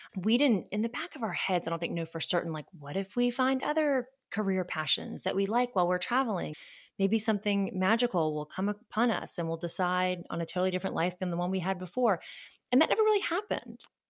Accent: Charleston, South Carolina, United States; moved away as an adult; also born or lived in Georgia / Washington, District of Columbia, United States; I grew up in Charleston, South Carolina

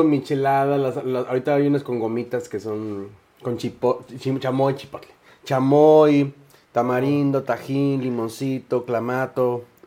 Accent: Mexico City, Mexico; soy de la Ciudad de México

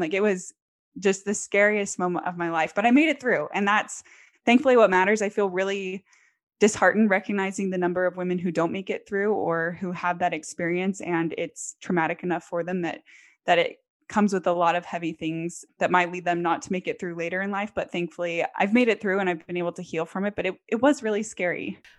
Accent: American South, United States; also born or lived in Texas / Tennessee / Louisiana; I grew up primarily in the American South. So Texas, Tennessee, Louisiana, that's where I call home

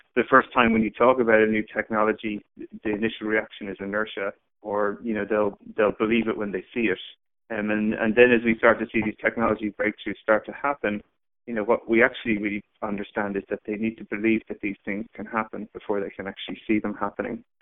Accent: Ireland; moved away as an adult; also born or lived in San Francisco; I grew up in Ireland.

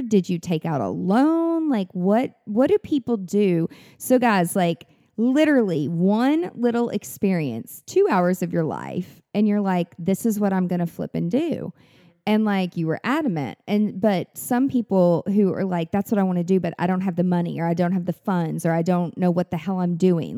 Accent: Mount Juliet, Tennessee, United States; I'm from Mount Juliet, which is like w, w, way, way, way country

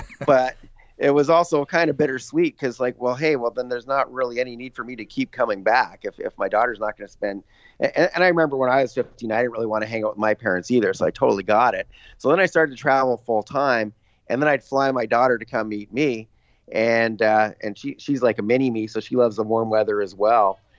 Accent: Canada; I'm Canadian

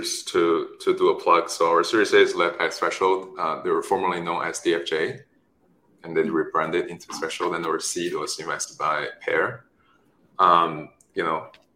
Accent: China; moved away; also born or lived in Stanford; I was born in China, raised there

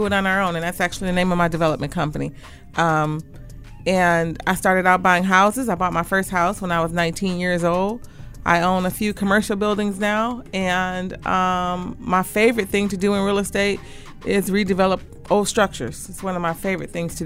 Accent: Detroit, Michigan, United States; I'm from the East Side, 6 Mile and Davidson to be exact. I'm a McKenzie High grad

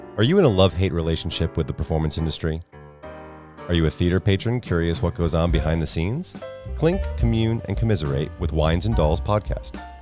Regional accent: Northeast, United States; I'm from the Northeast

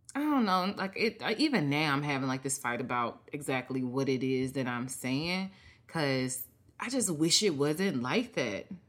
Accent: Mississippi, United States; me growing up in Mississippi

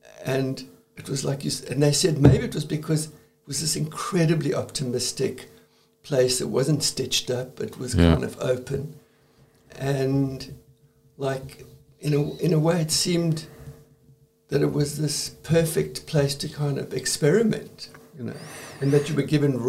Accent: South Africa; Well, it was a pretty strange place, as you can imagine. We felt incredibly isolated, always.

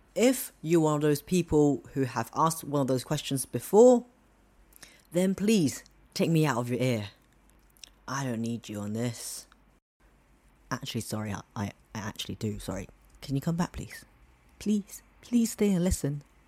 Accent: Hong Kong; I'm from Hong Kong

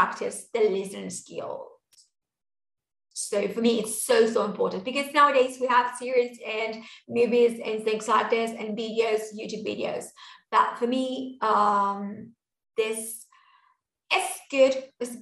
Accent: Buenos Aires, Argentina; I'm from Buenos Aires and I say sho

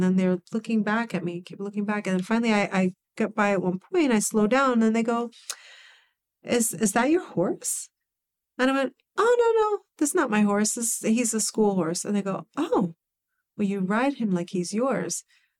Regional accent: New York, United States; And I grew up in the Bronx.

